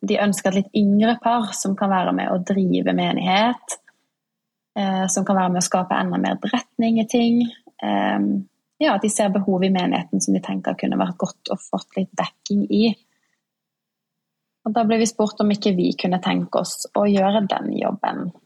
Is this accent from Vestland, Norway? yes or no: yes; Bergen, Vestland, Norway; also born or lived in Oslo; now in Porsgrunn, Norway; Jeg kommer fra Bergen. Ja. Ja, dialekten har blitt litt vannet ut etter hvert. Jeg bodde nå ti år i Oslo